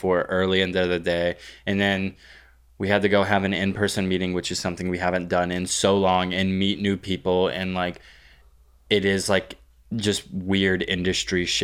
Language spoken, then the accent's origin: English; Texas, United States; my hometown in Texas